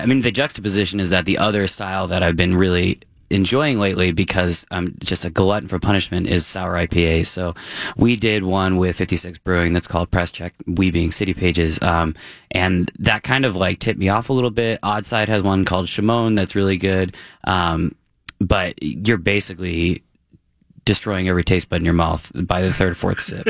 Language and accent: English; Massachusetts, United States; moved away; I grew up in Massachusetts